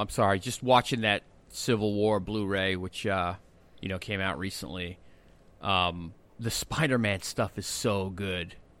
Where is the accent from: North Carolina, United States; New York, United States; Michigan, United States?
New York, United States; Long Island; I grew up on Long Island